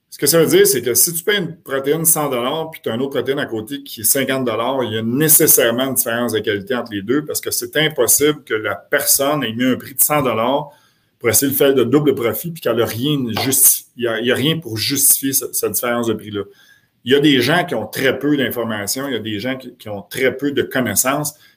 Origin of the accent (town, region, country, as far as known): Quebec, Canada